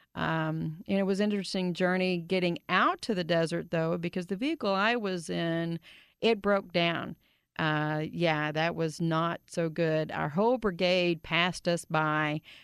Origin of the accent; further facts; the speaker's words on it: Grand Prairie, Texas, United States; I grew up in Grand Prairie